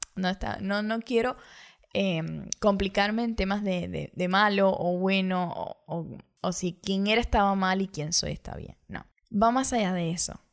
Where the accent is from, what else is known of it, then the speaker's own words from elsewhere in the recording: Cuba; moved away as an adult; now in Montevideo, Uruguay; me fui desde Cuba hacia Montevideo, Uruguay